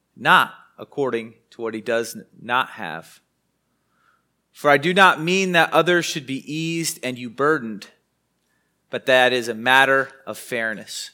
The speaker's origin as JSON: {"language": "English", "country": "United States", "also_born_or_lived": "Wichita, Kansas", "said": "as an American"}